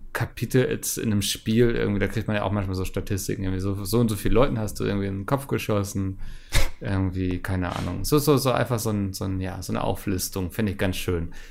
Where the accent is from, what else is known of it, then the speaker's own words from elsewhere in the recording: Northern Germany, Germany; als Norddeutscher